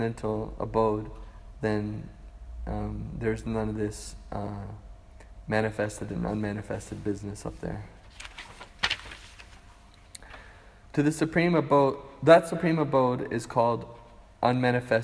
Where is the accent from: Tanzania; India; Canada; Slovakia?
Canada; now in Hawaii, United States; I grew up in Canada, and I went to Hawaii, and I moved to Hawaii